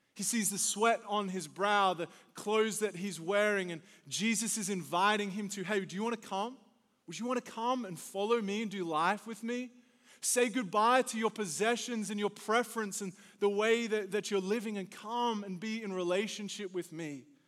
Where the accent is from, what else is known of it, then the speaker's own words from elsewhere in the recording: Australia; moved away as an adult; now in United States; Growing up in Australia